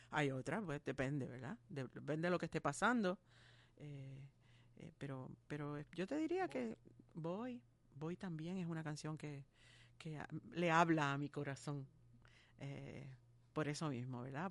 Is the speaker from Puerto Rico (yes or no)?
yes; Puerto Rico; somos unos cuantos boricuas ahí